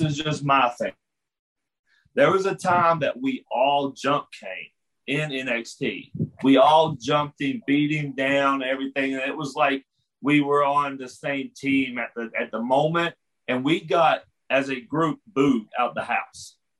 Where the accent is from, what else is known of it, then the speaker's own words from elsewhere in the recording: West Virginia, United States; I'm from West Virginia